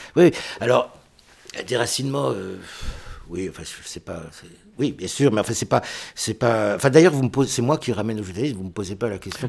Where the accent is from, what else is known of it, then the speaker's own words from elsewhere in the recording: France; Je suis français